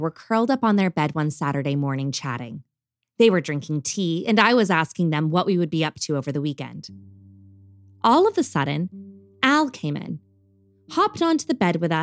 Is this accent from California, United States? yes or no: yes; Bakersfield, California, United States; also born or lived in West London; now in London, United Kingdom; my hometown of Bakersfield, California